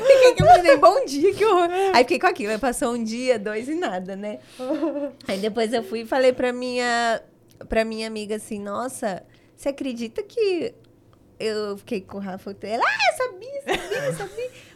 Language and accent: Portuguese; São Paulo, Brazil; moved away as an adult; also born or lived in Adamantina; now in Dracena, Brazil; Eu nasci em Adamantina e aí, bebê, eu fui para São Paulo, mas fui pe pequena ainda